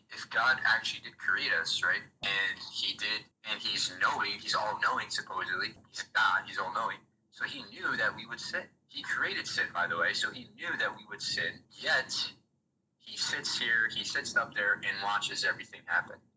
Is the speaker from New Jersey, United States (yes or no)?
yes; New Jersey, United States; now in Florida, United States; I grew up in New Jersey